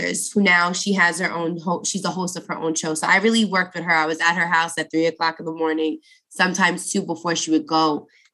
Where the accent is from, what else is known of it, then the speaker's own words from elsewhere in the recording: New York City, New York, United States; moved away as an adult; now in New Jersey, United States; I grew up in Brooklyn.